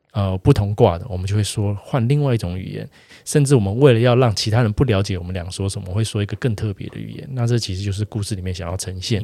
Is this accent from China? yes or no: no; Taiwan; 我们台湾人自己